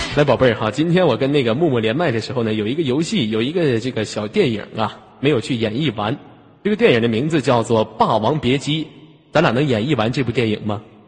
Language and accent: Chinese; Northeast China, China; accent: Northeastern; 我们东北话